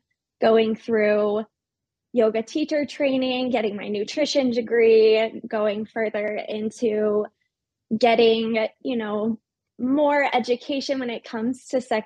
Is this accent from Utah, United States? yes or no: yes; Salt Lake City, Utah, United States; born and raised in Salt Lake City, Utah